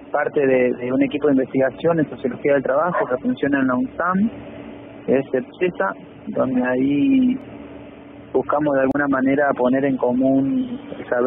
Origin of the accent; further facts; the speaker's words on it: José León Suárez, Buenos Aires Province, Argentina; sí soy de Carcova